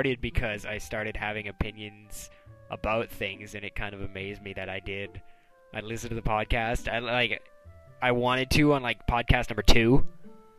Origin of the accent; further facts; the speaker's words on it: Canada; I'm Canadian